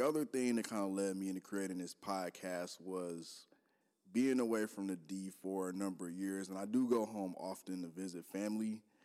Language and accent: English; Detroit, Michigan, United States; moved away as an adult; also born or lived in Minneapolis-Saint Paul, Minnesota; now in Minneapolis, United States; I'm from Detroit. born and raised there, Detroit Public School graduate.